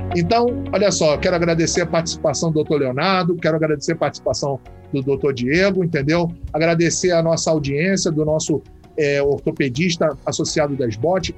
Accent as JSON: {"language": "Portuguese", "region": "Rio de Janeiro", "country": "Brazil", "said": "Eu, por exemplo, sou do Rio"}